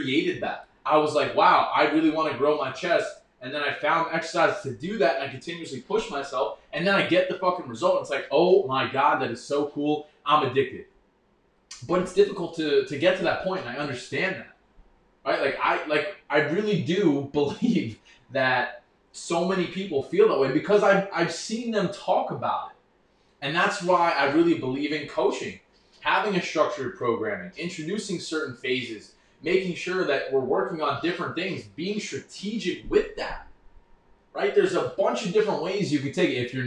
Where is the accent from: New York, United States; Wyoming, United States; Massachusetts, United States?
New York, United States; I grew up in New York